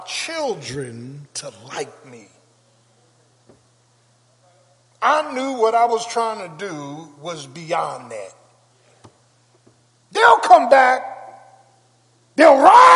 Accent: Philadelphia, Pennsylvania, United States; I grew up in South Philly

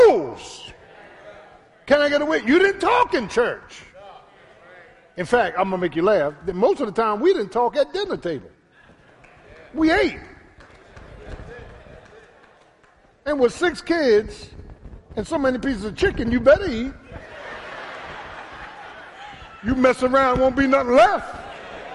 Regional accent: Philadelphia, Pennsylvania, United States; The same boys I grew up with in South Philly

